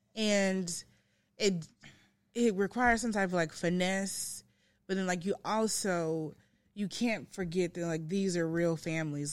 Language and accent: English; Memphis, Tennessee, United States; also born or lived in Blytheville, Arkansas / San Antonio, Texas; I came to Memphis when I was about seven.